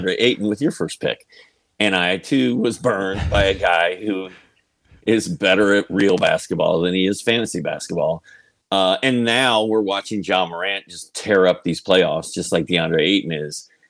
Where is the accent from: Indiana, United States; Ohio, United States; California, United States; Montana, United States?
Indiana, United States; Indianapolis; I'm from Indianapolis